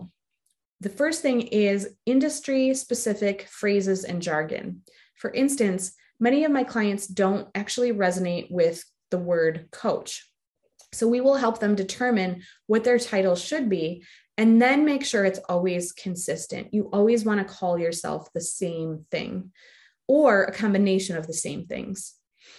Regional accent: the North, United States; I'm from the North

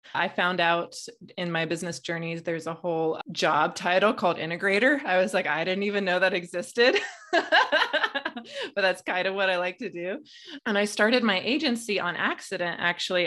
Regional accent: Midwest, United States; I grew up in a very conservative family in the Midwest

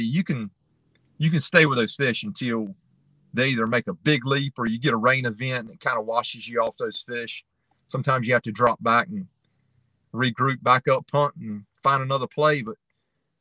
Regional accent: Roanoke River, North Carolina, United States; I grew up on the Roanoke. That's where I learned to striper fish

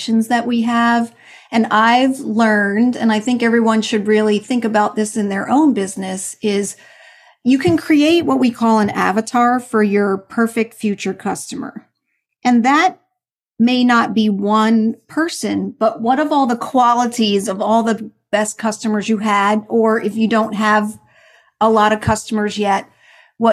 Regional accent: New Jersey, United States; moved away; I'm originally from New Jersey

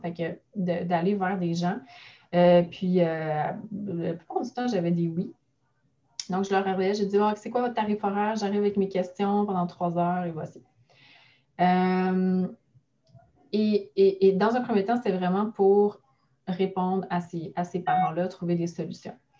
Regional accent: Mont-Saint-Hilaire, Quebec, Canada; j'ai parti mon bureau dans la ville où je suis née, où j'ai grandi, à Mont-Saint-Hilaire, euh, sur la rive sud de Montréal

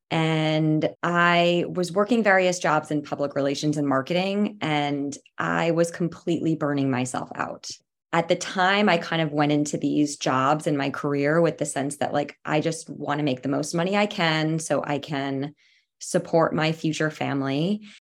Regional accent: East Coast, United States; moved away as an adult; now in San Francisco Bay Area, United States; lived here in the Bay Area for about eight years. I grew up on the East Coast and I've completely fallen in love with living here.

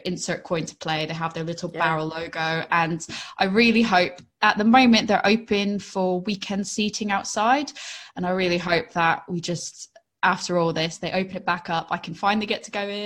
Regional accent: New England, United States; also born or lived in Finchampstead area, Berkshire; now in England, United Kingdom; being a New Englander myself

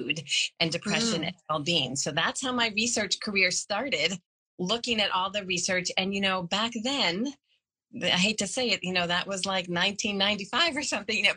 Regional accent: Boston, Massachusetts, United States; I'm from the Boston area

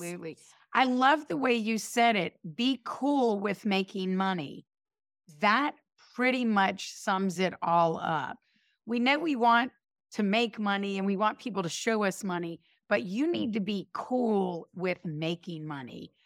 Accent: High Point, North Carolina, United States; now in New York, United States; I grew up in High Point, North Carolina

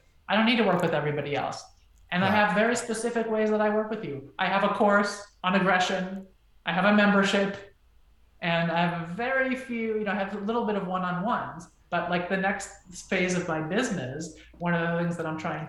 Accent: United States; also born or lived in Israel; I'm from the United States

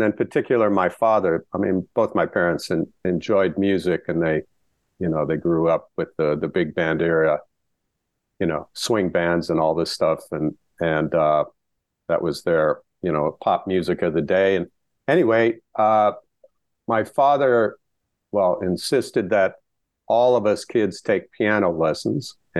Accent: Dickinson, North Dakota, United States; born or raised there

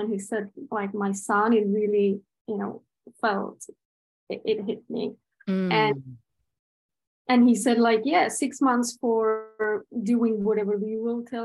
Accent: Prague, Czechia; I'm from Czech Republic, from Prague

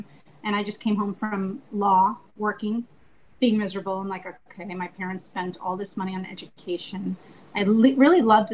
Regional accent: Long Island, New York, United States; moved away as an adult; growing up in Long Island, in America

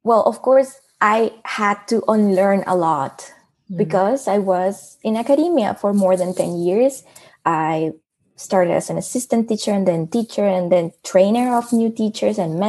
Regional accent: Mexico; English is a second language; moved away as an adult; now in Netherlands; And I'm from Mexico. I'm now based in the Netherlands

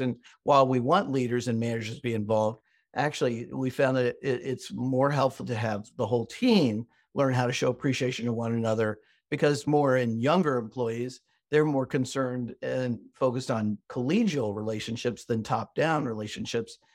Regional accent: Midwest, United States; I'm American and grew up in the Midwest, the United States

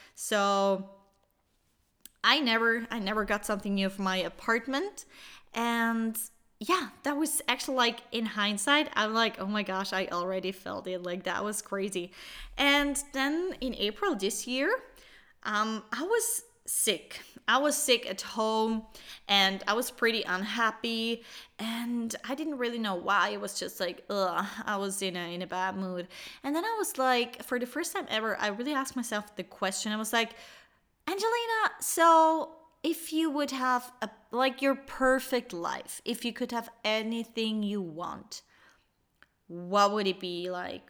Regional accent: Switzerland; born or raised there

